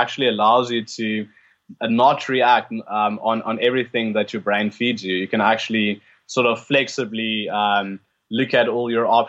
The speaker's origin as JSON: {"language": "English", "country": "South Africa", "tie": "born or raised there", "said": "Yeah, born and bred."}